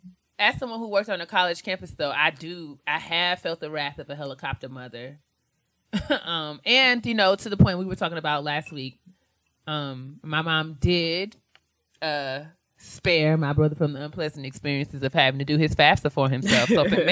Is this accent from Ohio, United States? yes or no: no; New York, United States; we were raised in New York